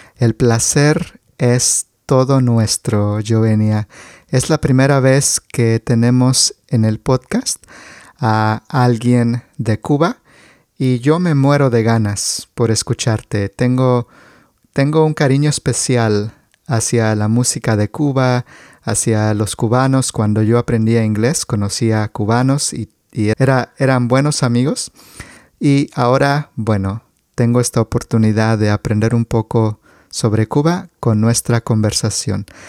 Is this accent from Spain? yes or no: no; Mexico